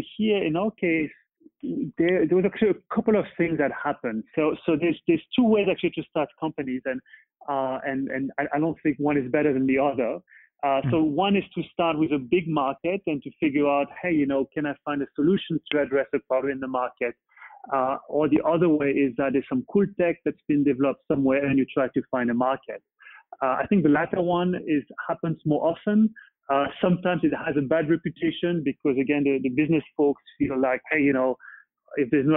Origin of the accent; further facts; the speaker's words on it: Paris, Île-de-France, France; moved away as an adult; now in Boston, United States; I was born and bred in Paris, but now really truly Bostonian and love it here